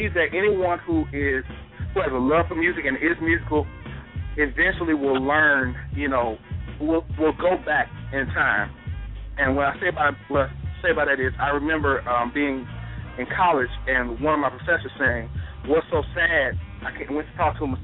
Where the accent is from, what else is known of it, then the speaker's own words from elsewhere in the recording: Gulfport, Mississippi, United States; in Gulfport, Mississippi, my hometown